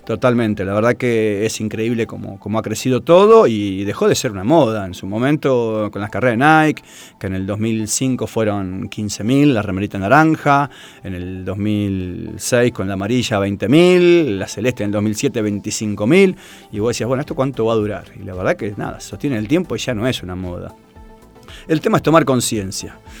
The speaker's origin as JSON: {"language": "Spanish", "town": "Tigre", "region": "Buenos Aires Province", "country": "Argentina", "tie": "born or raised there", "said": "nací en Tigre"}